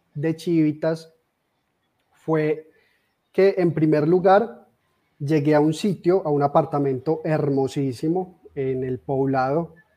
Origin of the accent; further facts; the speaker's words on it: Armenia, Quindío, Colombia; also born or lived in Medellín; soy de nacimiento de, de Armenia, Quindío, de esta hermosa tierra que actualmente vivo acá. Eh, sin embargo, estuve por más de 10 años viviendo en Medellín